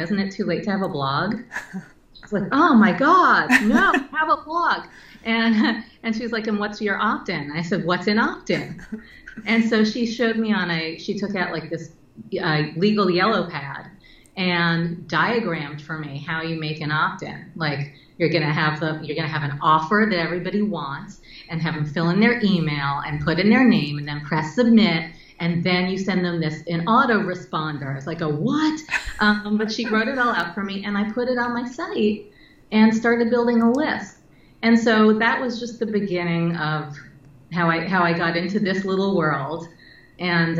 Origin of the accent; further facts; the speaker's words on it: New York City, New York, United States; growing up in New York City when it was dirty and filled with perverts and muggers